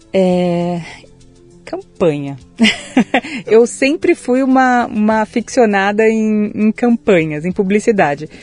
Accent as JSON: {"language": "Portuguese", "region": "São Paulo", "country": "Brazil", "tie": "born or raised there", "said": "Nasci em São Paulo, capital, mas Opa. de família caipira"}